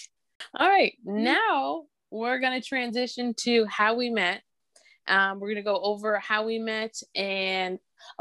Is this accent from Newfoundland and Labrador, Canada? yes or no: no; Ontario, Canada; I am from Ontario, Canada as well.